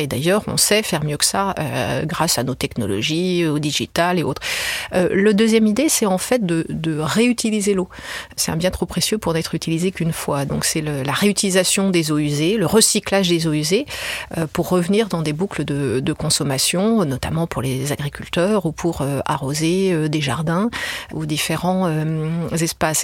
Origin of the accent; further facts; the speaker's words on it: France; je suis française